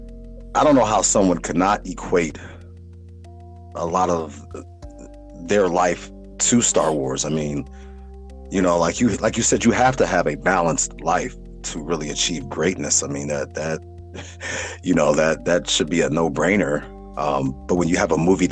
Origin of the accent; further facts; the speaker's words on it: Chicago, Illinois, United States; growing up in Chicago